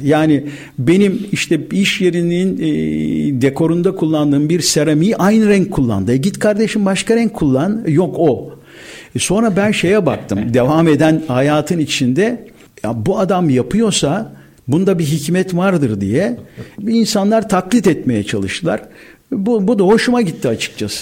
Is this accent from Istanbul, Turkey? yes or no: yes; Istanbul, Turkey; Ben Erzincan kökenli bir aileye mensubum. bin dokuz yüz elli yedi İstanbul Balat doğumluyum.